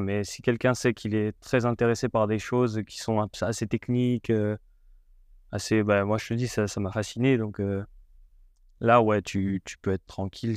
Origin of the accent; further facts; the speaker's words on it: Haute-Savoie, Auvergne-Rhône-Alpes, France; je viens de, de Haute-Savoie, petit village en Haute-Savoie